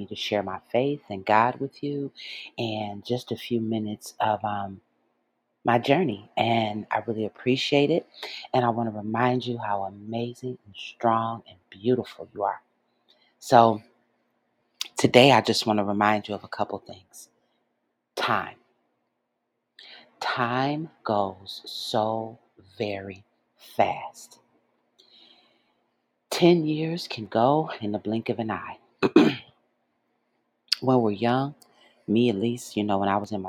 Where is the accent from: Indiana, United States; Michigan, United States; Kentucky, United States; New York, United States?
Michigan, United States; Detroit; moved away as an adult; my hometown of Detroit